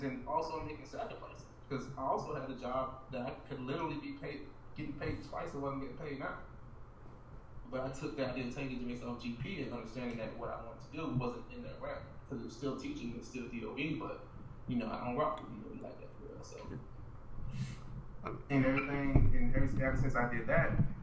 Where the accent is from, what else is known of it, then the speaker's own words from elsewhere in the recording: Orlando, Florida, United States; now in New York, United States; I'm far from Florida, from Orlando, Florida